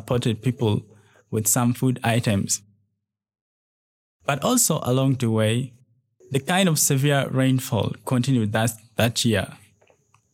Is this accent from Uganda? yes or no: yes; Lira, Northern Region, Uganda; now in Kampala, Uganda; I am originally from Lira district, located in northern part of Uganda, but currently staying in Kampala.